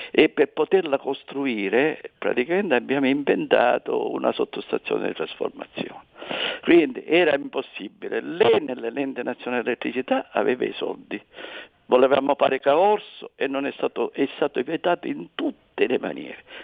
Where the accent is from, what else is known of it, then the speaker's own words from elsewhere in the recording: Agrigento / Palermo, Sicily, Italy; io sono da Rigento e palermitano